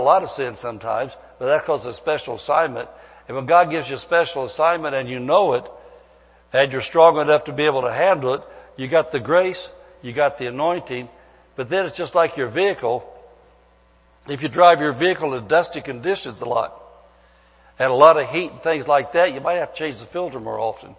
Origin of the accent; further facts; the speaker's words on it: Midwest, United States; moved away as an adult; now in California, United States; back where I came from the Midwest